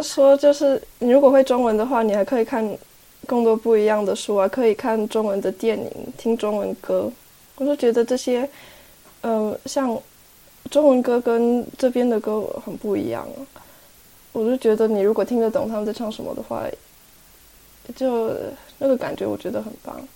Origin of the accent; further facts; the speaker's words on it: Bern, Switzerland; 我是在这里出生长大的，我会讲瑞士德语